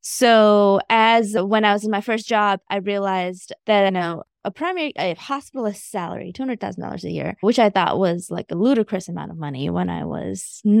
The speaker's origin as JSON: {"language": "English", "country": "India", "moved": "yes", "lives_now": "Augusta, United States", "said": "So I am a first generation immigrant. I moved from India back in 1995 straight to Augusta, Georgia."}